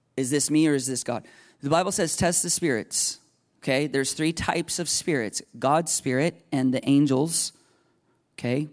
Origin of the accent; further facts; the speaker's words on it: United States; I grew up in America.